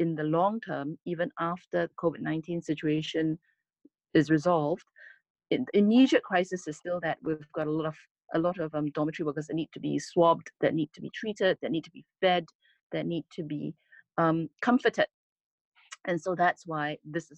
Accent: Singapore; as a Singaporean

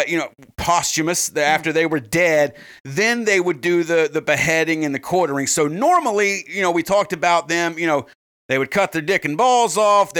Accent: United States; we're fucking American

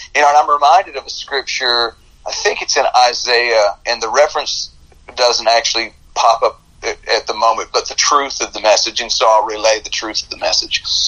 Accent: United States; I was born in America

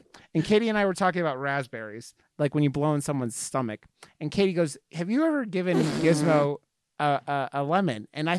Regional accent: Ohio, United States; now in Colorado, United States; I grew up in Ohio, so I'm not from here either

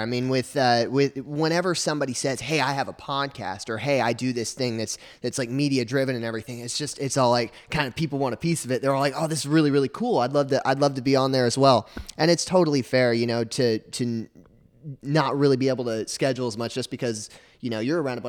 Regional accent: Arkansas, United States; I grew up in Arkansas, and I always sort of was passionate about telling stories.

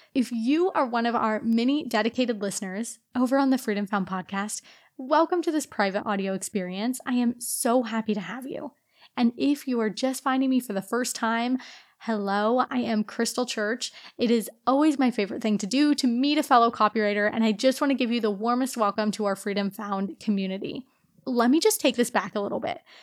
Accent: Portland, Oregon, United States; moved away as an adult; also born or lived in Romania / Singapore / Australia / Myanmar; originally, I'm actually from Portland, Oregon

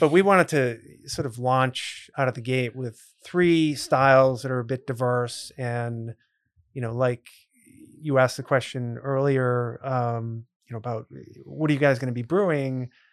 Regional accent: Grafton, Massachusetts, United States; I grew up in a town called Grafton, which is right near Worcester

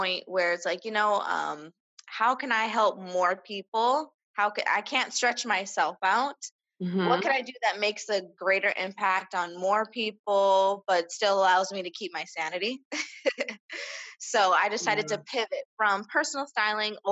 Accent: Las Vegas, Nevada, United States; I've been born and raised in Las Vegas.

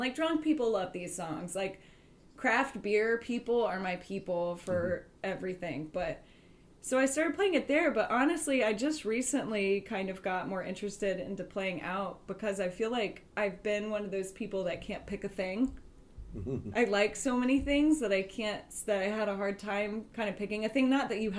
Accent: Florida, United States; also born or lived in Beacon / Harlem / Texas; now in Poughkeepsie, United States; I live in Poughkeepsie right now. I'm actually from Florida, but I lived in Beacon for 3 years. And then before that, I lived in Harlem. And then before that, I lived in Texas.

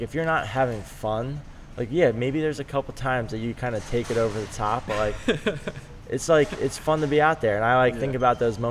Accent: Maryland, United States; I grew up in Maryland, and like everyone in Maryland is diehard Terps and hates Duke

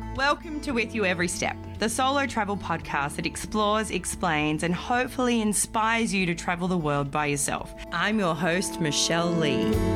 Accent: Melbourne, Victoria, Australia; I'm from Melbourne

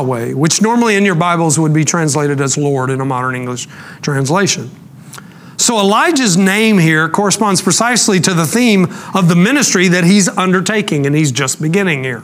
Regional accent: Rockwall, Texas, United States; I'm from Rockwall, which is the town that I spent most of my growing up years

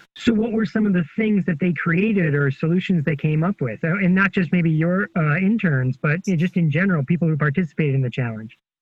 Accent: Buffalo, New York, United States; now in Virginia, United States; I'm in Virginia, but I grew up in Buffalo

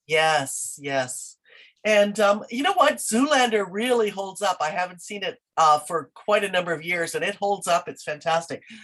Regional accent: Canada; I I am Canadian through and through

